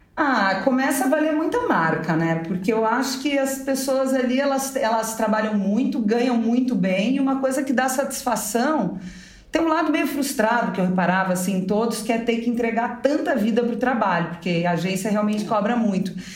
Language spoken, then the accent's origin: Portuguese; South Region, Brazil; moved away as an adult; now in São Paulo, Brazil; numa família tradicional, né, da onde eu vim, lá do sul do Brasil